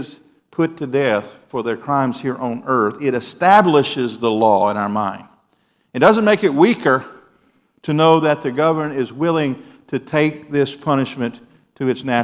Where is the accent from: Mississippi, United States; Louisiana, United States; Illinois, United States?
Mississippi, United States; moved away; Back in my home state